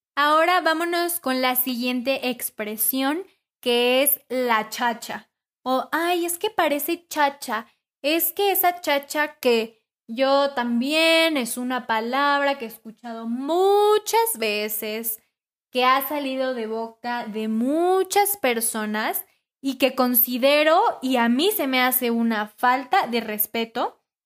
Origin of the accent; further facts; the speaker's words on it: Mexico; nosotros, como buenos mexicanos que somos